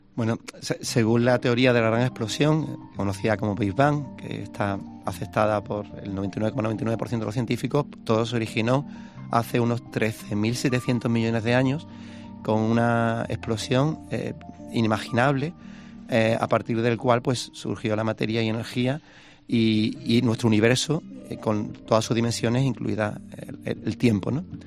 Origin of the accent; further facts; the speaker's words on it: Spain; Yo, como español